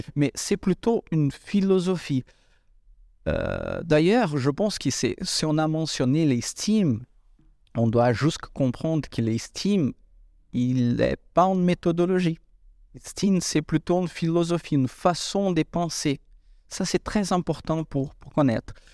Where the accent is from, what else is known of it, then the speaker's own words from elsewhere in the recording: Brazil; moved away; Je viens de l'Amérique du Sud